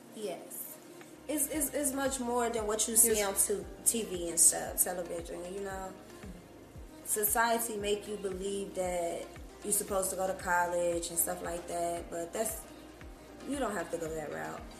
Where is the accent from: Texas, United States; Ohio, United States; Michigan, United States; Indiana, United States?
Ohio, United States; Cincinnati; moved away as an adult; now in Atlanta, United States; I'm from Cincinnati, Ohio, born and raised, been there damn near my whole life